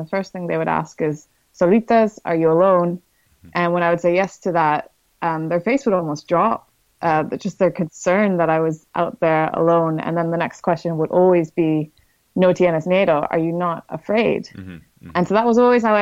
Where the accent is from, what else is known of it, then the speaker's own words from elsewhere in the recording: Canada; I'm from the Canadian Rockies and mountains are just home